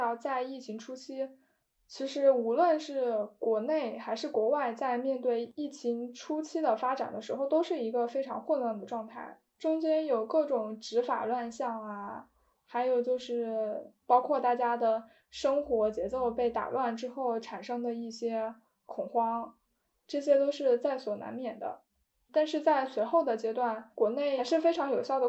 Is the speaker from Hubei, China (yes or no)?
yes; Hubei, China; moved away; 我当时就是身为一个湖北人